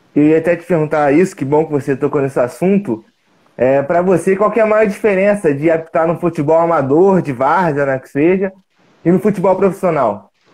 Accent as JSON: {"language": "Portuguese", "town": "Juiz de Fora", "region": "Minas Gerais", "country": "Brazil", "said": "também sou mineiro, sou de Juiz de Fora."}